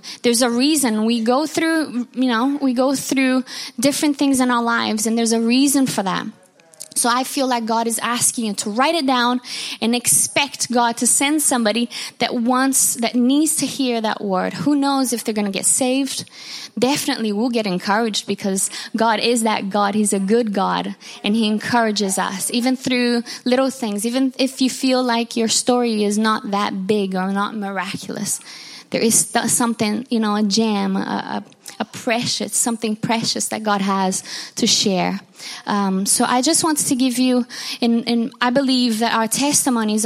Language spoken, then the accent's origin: English; Rio de Janeiro, Brazil; moved away; I'm from Brazil and Rio de Janeiro, Brazil. And my town is has got the beautiful view of Jesus, the Christ, the Redeemer